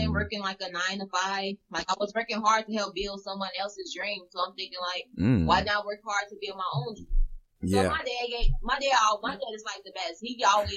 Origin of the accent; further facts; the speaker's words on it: Chicago, Illinois, United States; now in Wisconsin, United States; I'm from Chicago, but I currently live in Wisconsin.